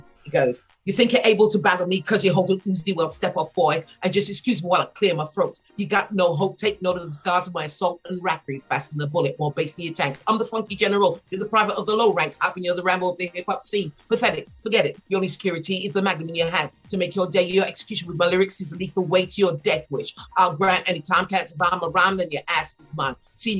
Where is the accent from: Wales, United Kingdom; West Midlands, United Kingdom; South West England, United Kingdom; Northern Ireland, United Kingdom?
West Midlands, United Kingdom; Wolverhampton; I'm not from London. I'm from a place called Wolverhampton. It's only because I went to a convent grammar school that I haven't got a broad Wol